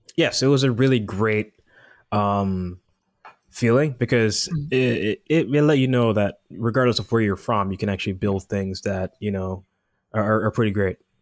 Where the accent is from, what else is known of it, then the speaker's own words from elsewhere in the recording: Jamaica; moved away as an adult; now in United States; I'm originally from Jamaica